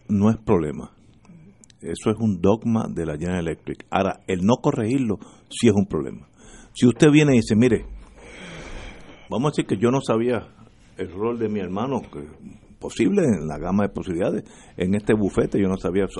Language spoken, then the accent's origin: Spanish; Puerto Rico; los tres que estamos aquí somos puertorriqueños